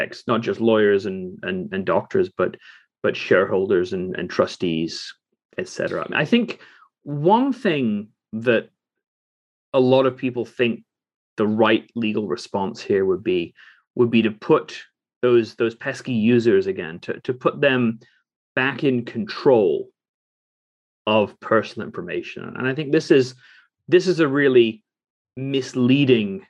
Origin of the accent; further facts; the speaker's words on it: England, United Kingdom; I grew up in England